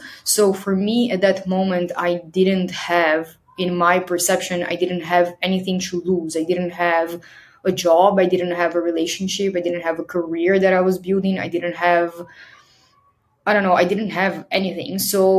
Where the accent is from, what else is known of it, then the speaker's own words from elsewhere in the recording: Brazil; moved away; I left Brazil I left here, my home country, with a one-way plane ticket.